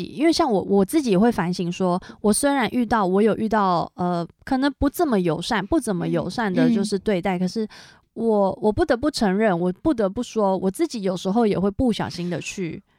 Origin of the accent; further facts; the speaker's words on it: Taiwan; 就是我是台湾人哦，